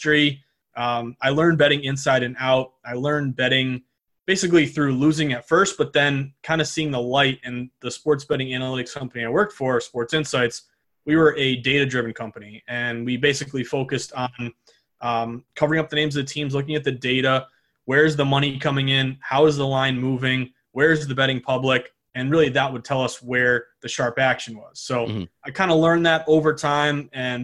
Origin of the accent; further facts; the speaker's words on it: the Berkshires, Western Massachusetts, United States; I'm from Western Massachusetts, small place called the Berkshires